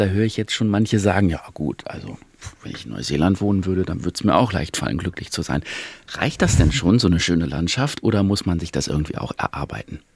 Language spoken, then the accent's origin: German; Germany; bei uns in Deutschland